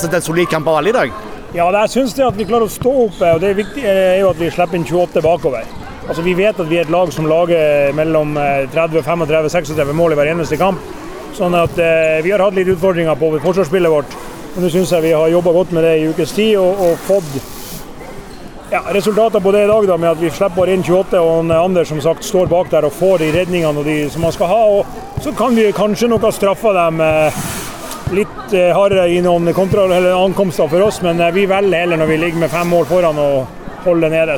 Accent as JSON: {"language": "Norwegian", "region": "Northern Norway", "country": "Norway", "moved": "yes", "said": "Oppe i nord der jeg kommer fra"}